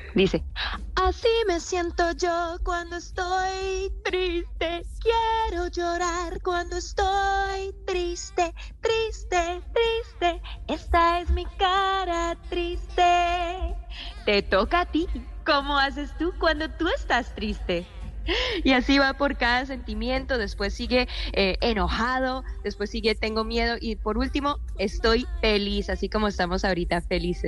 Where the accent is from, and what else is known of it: Kansas City, Missouri, United States; born or raised there